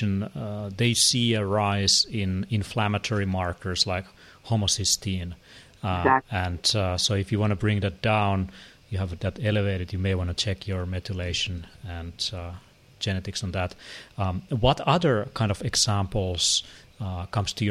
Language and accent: English; Finland; I come from Finland where sauna and ice swimming is a big thing